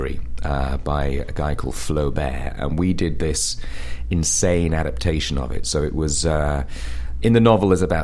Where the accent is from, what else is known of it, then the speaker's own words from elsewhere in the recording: Shropshire, West Midlands, United Kingdom; moved away; I grew up, as you can probably tell from my accent, in the UK, in Shropshire, which is a little county